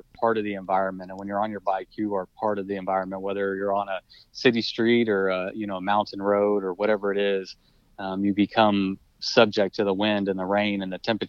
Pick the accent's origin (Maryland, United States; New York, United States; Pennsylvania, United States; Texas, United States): Texas, United States; College Station; I am from College Station, Texas. So yeah. I haven't left